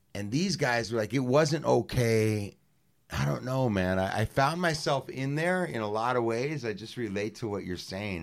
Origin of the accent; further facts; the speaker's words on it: Los Angeles, California, United States; me being from the west side